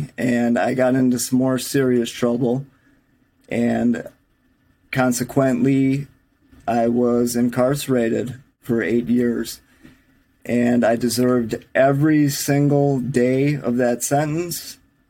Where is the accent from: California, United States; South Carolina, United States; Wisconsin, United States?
Wisconsin, United States; Milwaukee; I'm from Milwaukee, Wisconsin, if you can't tell from my accent.